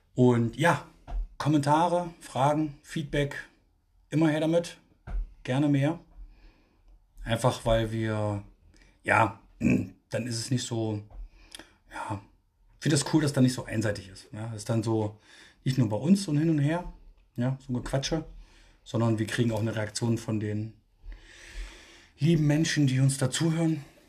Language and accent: German; Thuringia, Germany; now in Berlin, Germany; bei uns in Thüringen